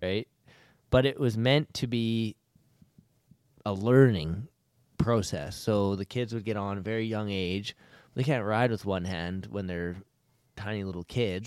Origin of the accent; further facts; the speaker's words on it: Alberta, Canada; I'm from Alberta